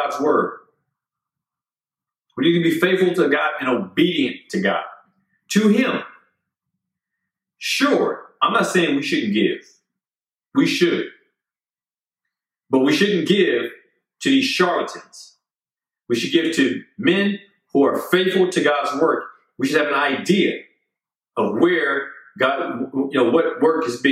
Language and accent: English; United States; I'm an American.